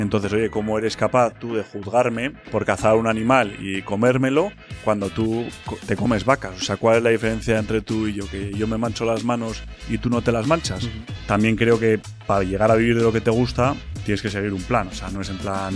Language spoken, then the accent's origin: Spanish; Bilbao, Basque Country, Spain; soy de Bilbao